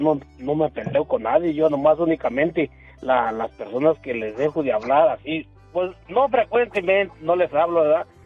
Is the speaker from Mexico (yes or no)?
yes; a ranch near Pénjamo, Guanajuato, Mexico; otro amigo de ahí del mismo rancho donde somos nosotros